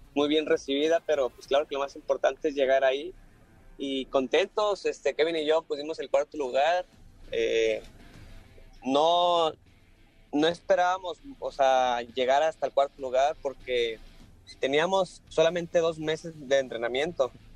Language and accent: Spanish; Monterrey, Nuevo León, Mexico; yo soy de Monterrey